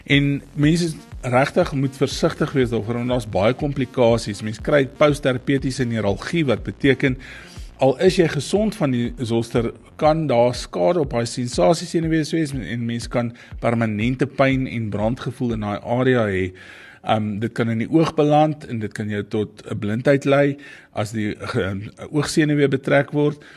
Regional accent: Bethlehem, Free State, South Africa; in die Bethlehem omgewing in die Vrystaat en dis eintlik my geboortedorp.

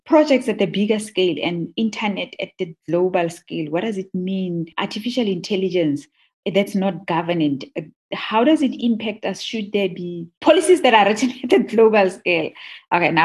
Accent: Madikwe, North West, South Africa; also born or lived in Klerksdorp / Rustenburg; I was born in Klerksdorp, but her mother lived in Rustenburg. So I spent my early childhood in Madikwe

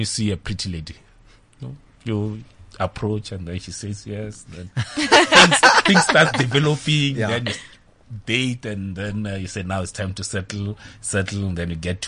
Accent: Tzaneen, Limpopo, South Africa; I'm from Kazankulu, Tzaneen

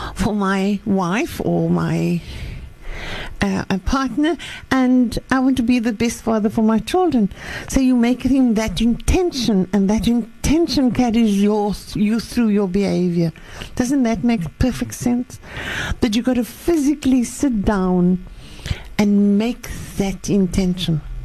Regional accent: Western Cape, South Africa; I grew up in the Cape

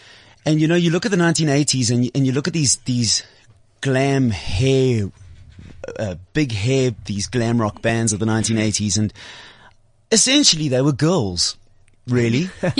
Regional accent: Durban, KwaZulu-Natal, South Africa; Yeah. I'm from Durban, man.

